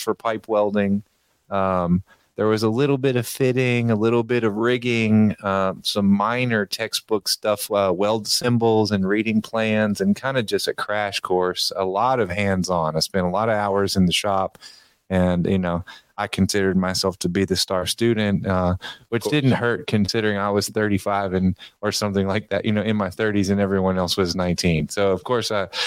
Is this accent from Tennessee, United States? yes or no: yes; Memphis, Tennessee, United States; I'm from Memphis, Tennessee. I've been here for most of my life